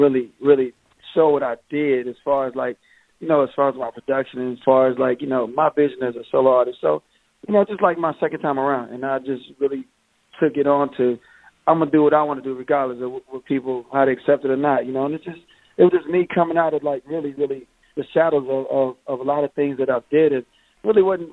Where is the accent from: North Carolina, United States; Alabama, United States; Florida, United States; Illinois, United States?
North Carolina, United States; also born or lived in Hampton, Virginia / Rochester, New York; we ended up in North Carolina at a real young age.